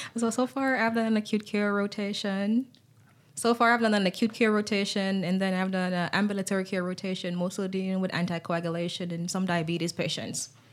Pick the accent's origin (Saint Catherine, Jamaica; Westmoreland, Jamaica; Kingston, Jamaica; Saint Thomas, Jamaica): Saint Thomas, Jamaica; moved away; I am actually from the parish of Saint Thomas in the island of Jamaica, so I am born Jamaican